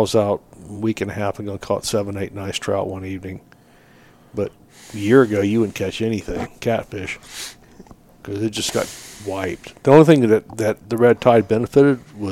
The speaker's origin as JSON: {"language": "English", "region": "Southwest Florida", "country": "United States", "tie": "born or raised there", "said": "growing up in Southwest Florida"}